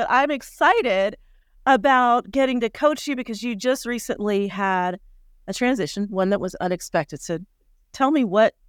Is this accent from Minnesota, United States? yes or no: no; Colorado, United States; We grew up together in Colorado